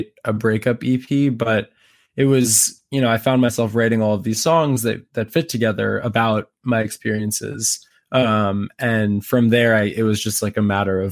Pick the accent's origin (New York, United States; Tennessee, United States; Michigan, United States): New York, United States; New York City; moved away as an adult; also born or lived in Nashville; now in Los Angeles, United States; I grew up in New York City, like in the thick of Manhattan